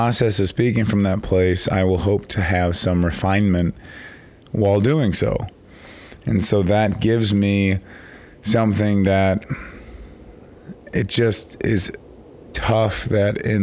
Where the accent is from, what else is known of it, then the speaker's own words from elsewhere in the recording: Chicago, Illinois, United States; I'm from Chicago